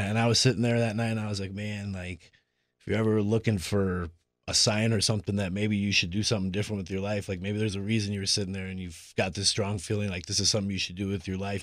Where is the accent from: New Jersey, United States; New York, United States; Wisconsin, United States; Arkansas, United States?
Wisconsin, United States; Appleton; I grew up in the Appleton area